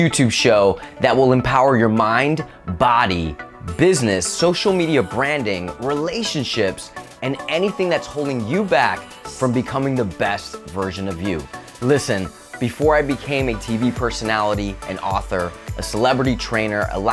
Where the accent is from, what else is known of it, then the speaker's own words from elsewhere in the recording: Spain; I'm from Spain